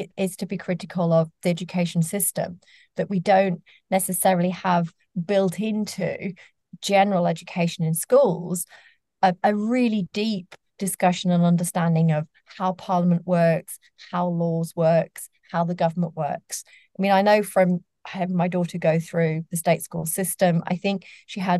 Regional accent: Sheffield, Yorkshire and the Humber, United Kingdom; I grew up in Sheffield, and I was growing up on a council estate in the 1980s.

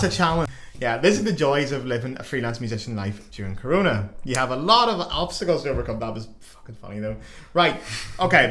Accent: Belfast, Northern Ireland, United Kingdom; now in Cologne, Germany; I come from Belfast, so we have a wee bit of terrorism ourselves.

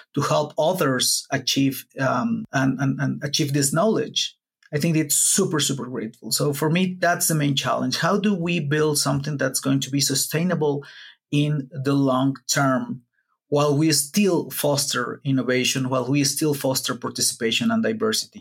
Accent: Puebla, Mexico; I'm not from Mexico City. I'm from Puebla, which is a city that's like a two-hour drive from Mexico City.

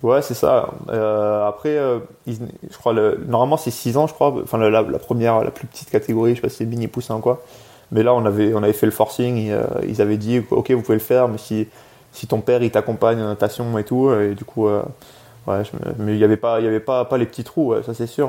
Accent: France; also born or lived in England; je suis né en Angleterre de base. mes deux parents, en fait, sont venus en France quand j'avais 3 ans

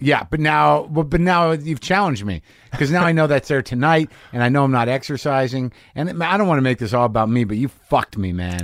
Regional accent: Albuquerque, New Mexico, United States; I grew up in Albuquerque

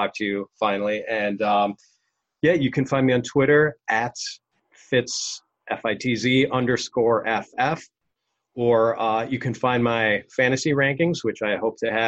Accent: Milwaukee, Wisconsin, United States; I grew up in Milwaukee, which is the home of Miller beer

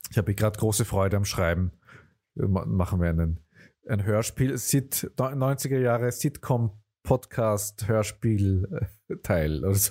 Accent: Lower Austria, Austria; weil auch in Niederösterreich allein gibt es, also bei uns, wo ich aufgewachsen bin, hat das Wasser eigentlich mehr nach kalt geschmeckt als nach Wasser.

